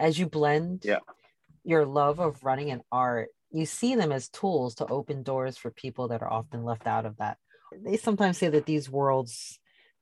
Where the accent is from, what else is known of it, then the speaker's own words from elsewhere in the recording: New York City, New York, United States; I was born and raised in Brooklyn